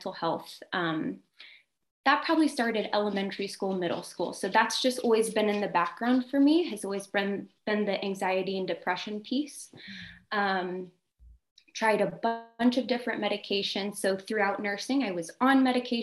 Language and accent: English; Ohio, United States; moved away as an adult; now in California, United States; I'm from Ohio